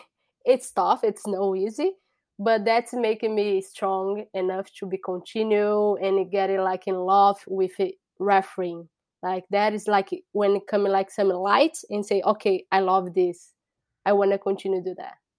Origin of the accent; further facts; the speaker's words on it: São Paulo, Brazil; English is a second language; moved away as an adult; now in United States; I'm from Brazil. So, I bro-, I born in Brazil.